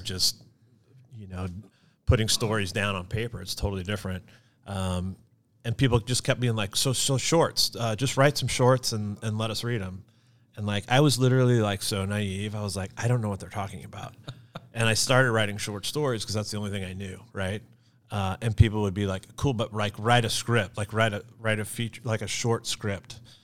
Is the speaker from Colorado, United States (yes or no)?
no; Gladstone, Missouri, United States; moved away as an adult; also born or lived in Los Angeles; I grew up in Gladstone